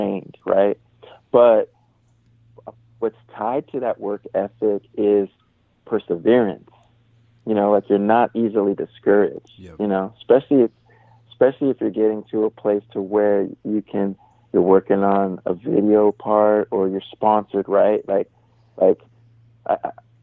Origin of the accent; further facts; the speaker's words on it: San Jose, California, United States; I grew up in San Jose, California